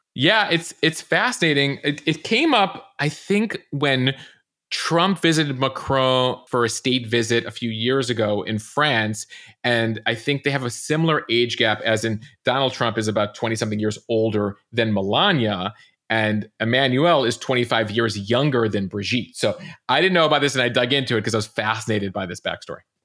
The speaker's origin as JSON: {"language": "English", "town": "Chicago", "region": "Illinois", "country": "United States", "moved": "yes", "said": "a Chicagoan originally"}